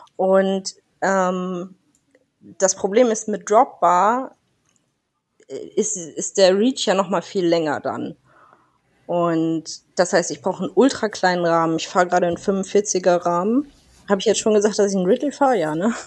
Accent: Northern Germany, Germany; Ich bin Norddeutsche

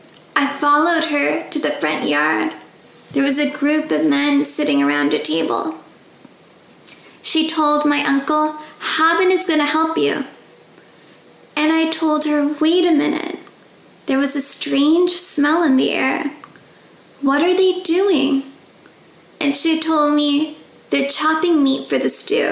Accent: California, United States; I was born and raised in California

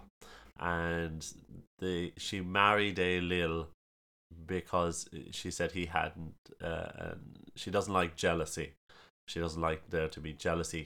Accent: Ballylongford, Munster, Ireland; As you can probably guess from the ridiculous accent, uh, I'm from County Kerry, small town of Ballylongford.

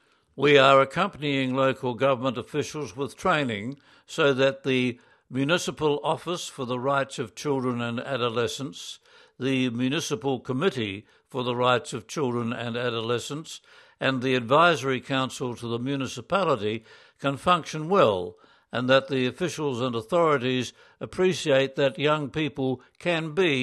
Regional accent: Lima, Peru; also born or lived in Puno; I was born in Puno. My parents, also from Puno, brought me to Lima when I was 3.

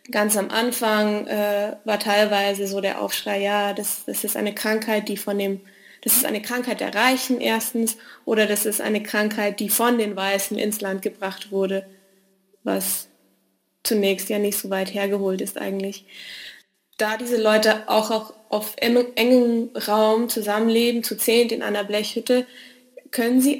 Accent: Western Cape, South Africa; born there; also born or lived in Germany; Ich bin 27 Jahre alt, ich bin gebürtige Südafrikanerin, ähm, habe aber ganz lange in Deutschland gelebt und ich befinde mich zum Zwecke des Studiums in Südafrika, ähm, genauer in Kapstadt.

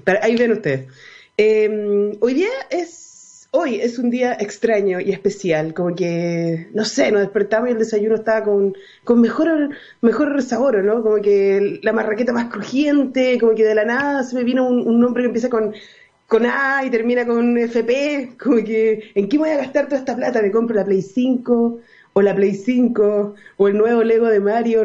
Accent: Chile; also born or lived in Viña del Mar; los chilenos

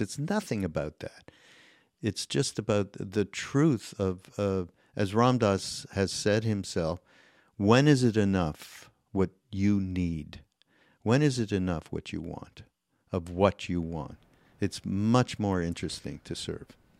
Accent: Canada; I'm Canadian

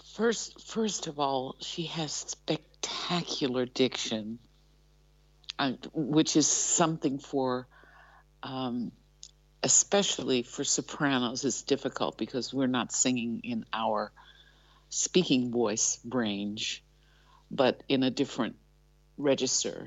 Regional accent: Ohio, United States; moved away as an adult; now in Netherlands

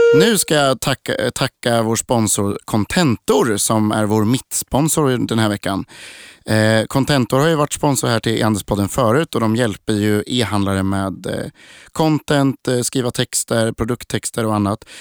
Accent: Linköping, Östergötland, Sweden; jag är också från Linköping

